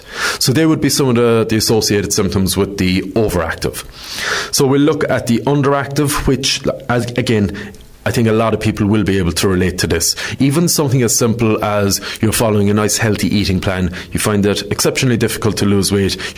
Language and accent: English; Ireland; we're Irish